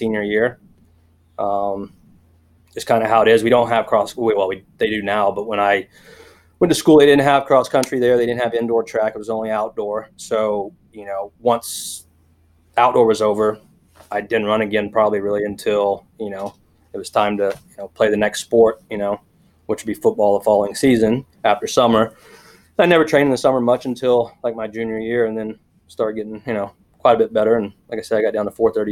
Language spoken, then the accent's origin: English; Oklahoma, United States; I grew up in Oklahoma, country kid or whatever, in a small town, 300 people